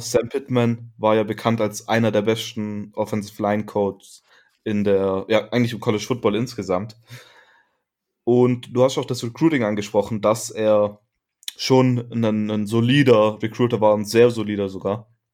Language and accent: German; Germany; als Deutscher